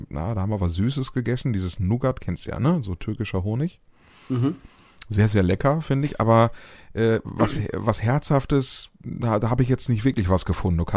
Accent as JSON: {"language": "German", "region": "North Rhine-Westphalia", "country": "Germany", "said": "Ähm, in meiner Heimat in Ostwestfalen, Westfälisch."}